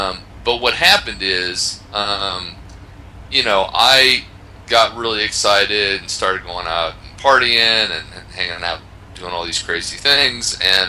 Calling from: Poland; I am talking to you from Poland.

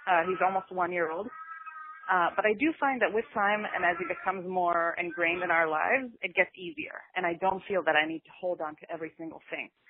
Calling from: New York City, New York, United States; I'm calling from Brooklyn, New York.

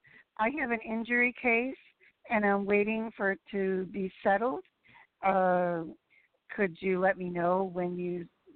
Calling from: California, United States; I'm calling from California.

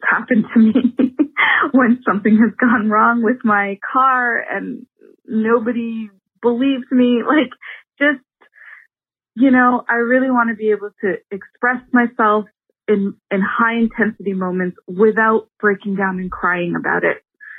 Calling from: Toronto, Ontario, Canada; I am calling you from Toronto, Canada.

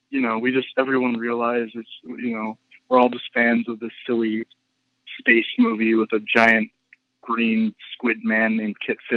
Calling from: California, United States; from Sonoma County.

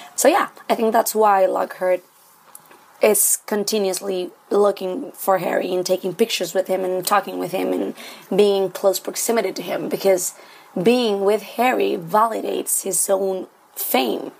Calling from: Santiago, Santiago Metropolitan Region, Chile; I'm calling from Santiago, Chile

